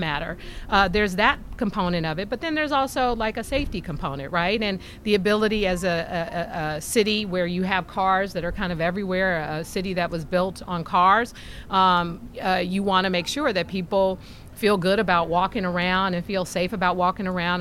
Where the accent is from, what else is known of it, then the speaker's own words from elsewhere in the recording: San Francisco, California, United States; growing up in San Francisco